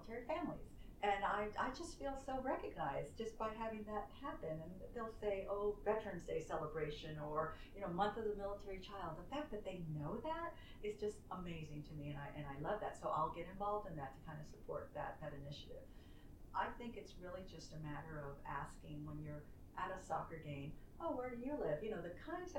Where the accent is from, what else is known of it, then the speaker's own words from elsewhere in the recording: San Francisco, California, United States; moved away; I was from San Francisco